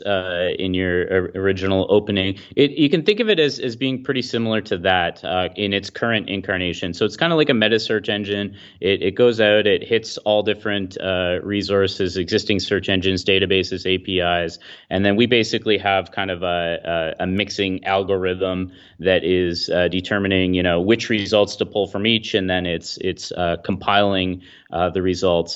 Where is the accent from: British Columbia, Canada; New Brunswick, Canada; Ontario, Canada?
Ontario, Canada; Midland; my hometown of Midland, Ontario, which is, is where I'm, uh, located